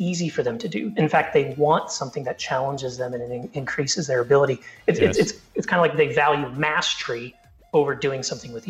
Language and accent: English; Colorado, United States; I grew up in Colorado